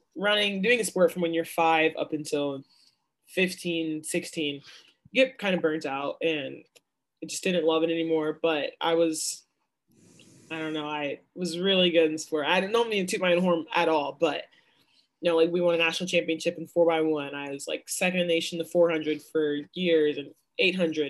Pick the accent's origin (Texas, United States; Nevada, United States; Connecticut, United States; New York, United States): Texas, United States; Dallas; I'm from Dallas